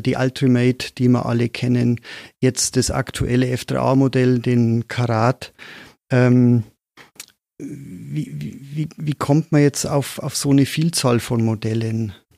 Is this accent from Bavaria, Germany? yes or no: yes; Moosburg, Bavaria, Germany; accent: Bavarian; ich bin in Moosburg aufgewachsen, in Oberbayern, wie man vielleicht am Slang ganz gut hört